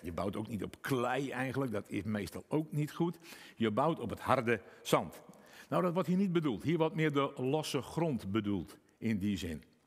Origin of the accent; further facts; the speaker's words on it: Friesland, Netherlands; ik uit Friesland kom